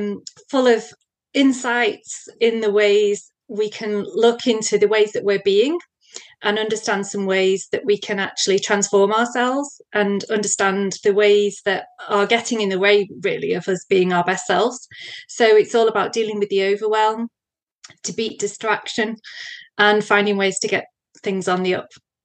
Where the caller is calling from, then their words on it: North West England, United Kingdom; So I'm in England. So I'm close to Manchester in England.